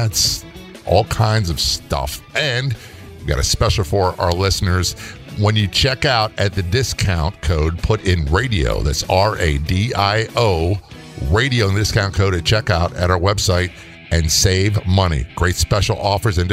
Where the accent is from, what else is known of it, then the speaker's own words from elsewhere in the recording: Virginia, United States; I grew up in Virginia